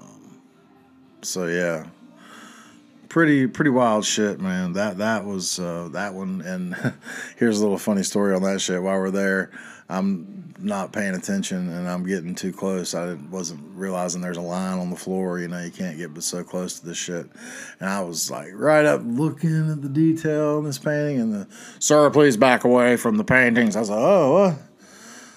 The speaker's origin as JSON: {"language": "English", "region": "the South", "country": "United States", "tie": "born or raised there", "said": "Growing up in the South over the years"}